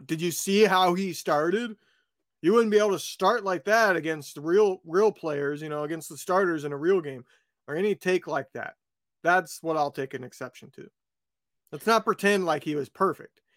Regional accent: West Lafayette, Indiana, United States; moved away; I grew up where Purdue is, that's my hometown

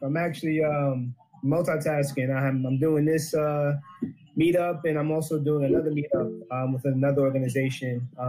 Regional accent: New York, United States; now in Owings Mills, United States; I'm from, originally from New York, but I'm calling in from Owings Mills, Maryland, East Coast.

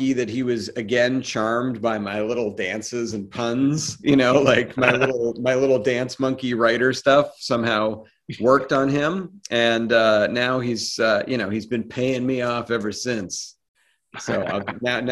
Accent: Boston, Massachusetts, United States; also born or lived in Cape Cod, Massachusetts; I grew up around Boston.

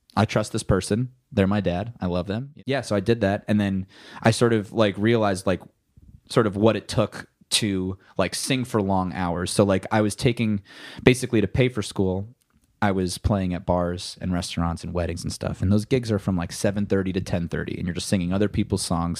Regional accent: New Jersey, United States; now in Los Angeles, United States; I am a musician from New Jersey. Um, I live in Los Angeles, California

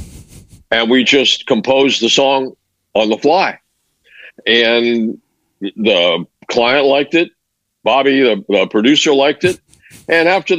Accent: Mexico City, Mexico; moved away; I grew up in Mexico and Mexico City

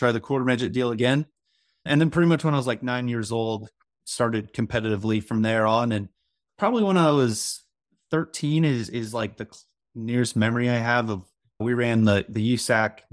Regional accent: North Carolina, United States; also born or lived in West Coast, United States; I was born on the West Coast, kind of grew up in North Carolina

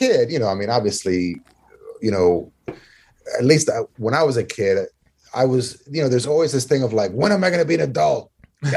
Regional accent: Maryland, United States; I grew up here in Maryland

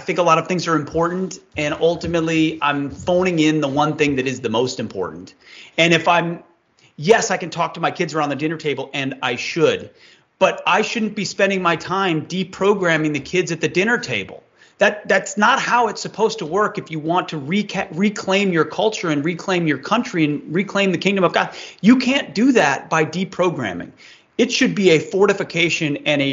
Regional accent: New Jersey, United States; I know even in my hometown here in New Jersey

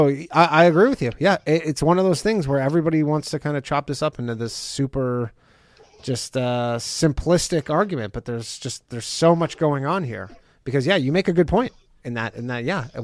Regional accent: Canada; Like, that's, I'm from Canada.

